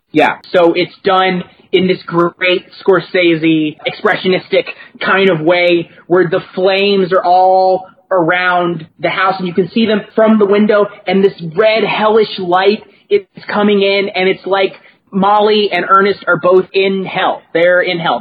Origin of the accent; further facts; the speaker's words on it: Kentucky, United States; I'm from Kentucky and I you know I grew up in a small town